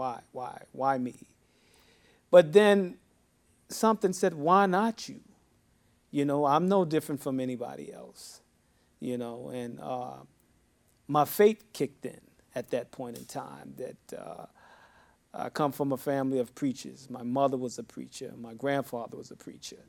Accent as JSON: {"language": "English", "town": "New York City", "region": "New York", "country": "United States", "tie": "born or raised there", "also_born_or_lived": "Harlem", "said": "born in Harlem, raised in the Bronx for a number of years. I am a New Yorker"}